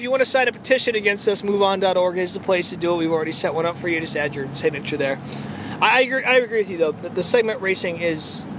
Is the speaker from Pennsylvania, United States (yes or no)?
no; Albuquerque, New Mexico, United States; I'm from Albuquerque